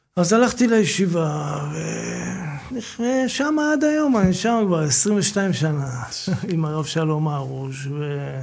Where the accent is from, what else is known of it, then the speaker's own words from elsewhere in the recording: Bat Yam, Tel Aviv District, Israel; גדלתי בבת ים